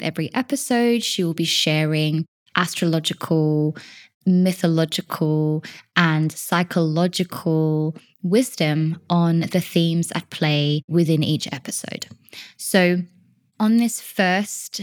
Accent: Australia; moved away as an adult; now in Wales, United Kingdom; I am originally from Australia

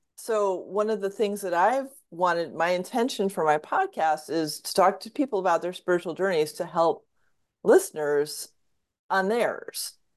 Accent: Fairfield County, Southwest Connecticut, United States; I grew up in Southwest Connecticut in Fairfield County

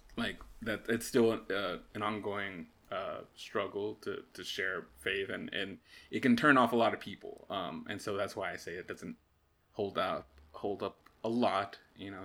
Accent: United States; as an American

